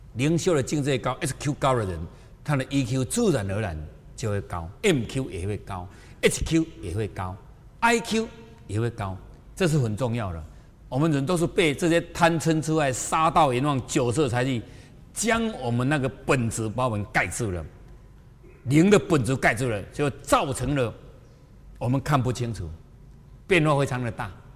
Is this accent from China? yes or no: no; Taiwan; 我就是台湾的